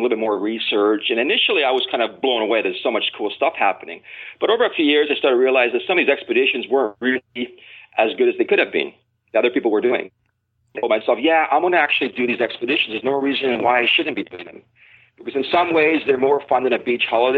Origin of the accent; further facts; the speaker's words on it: Vancouver, British Columbia, Canada; now in Thailand; I was raised in Vancouver, British Columbia